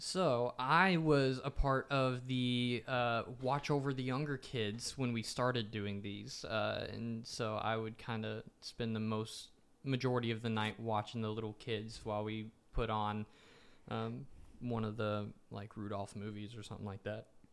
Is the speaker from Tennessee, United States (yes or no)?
yes; Nashville, Tennessee, United States; growing up in Nashville, everyone in my family is a musician